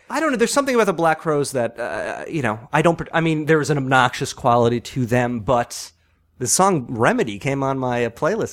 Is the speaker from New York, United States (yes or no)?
yes; Long Island, New York, United States; moved away; I grew up, I'm from Long Island